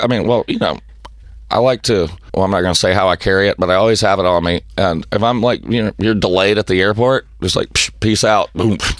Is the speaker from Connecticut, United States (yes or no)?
no; Tennessee, United States; I'm white trash from Tennessee